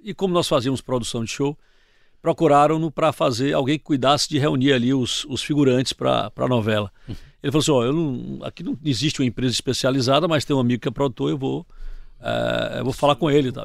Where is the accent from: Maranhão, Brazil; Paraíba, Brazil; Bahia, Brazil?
Bahia, Brazil; Salvador; moved away as an adult; eu vim de Salvador